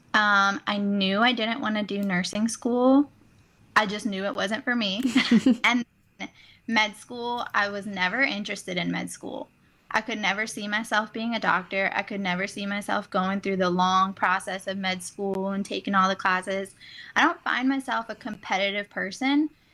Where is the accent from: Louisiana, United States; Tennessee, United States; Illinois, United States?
Louisiana, United States; New Orleans; now in Baton Rouge, United States; I am from originally from New Orleans, so it's not too far away from home